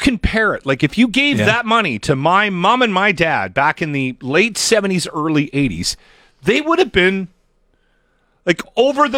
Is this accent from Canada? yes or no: yes; British Columbia, Canada; moved away as an adult; I drove away from my hometown when I was 18 years of age